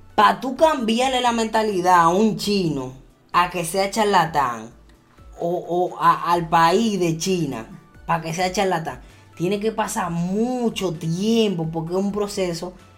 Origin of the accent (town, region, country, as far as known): Dominican Republic